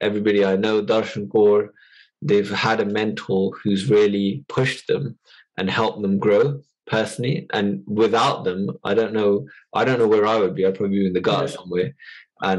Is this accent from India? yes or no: no; United Kingdom; we are British born